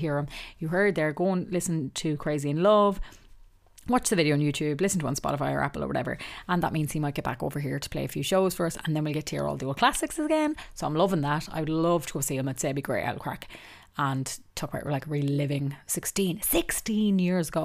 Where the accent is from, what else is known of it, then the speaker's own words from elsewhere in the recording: Ireland; I am Irish